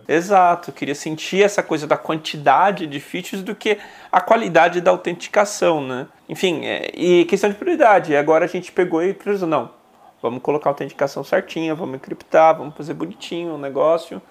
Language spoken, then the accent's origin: Portuguese; São Paulo, Brazil; also born or lived in Bahia; eu vim com 11 meses, né? Então, na verdade, eu não criei sotaque baiano